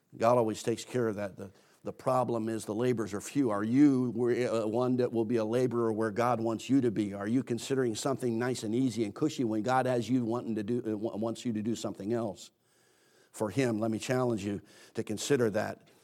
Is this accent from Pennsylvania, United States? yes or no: yes; Philadelphia, Pennsylvania, United States; I, I grew up in Philadelphia, Pennsylvania